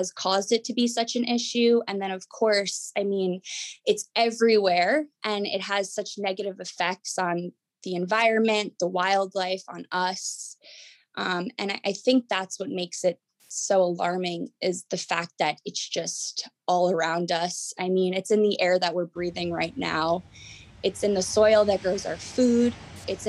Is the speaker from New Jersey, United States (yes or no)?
yes; Jersey Shore, New Jersey, United States; I grew up on the Jersey Shore. I actually grew up clamming with my family.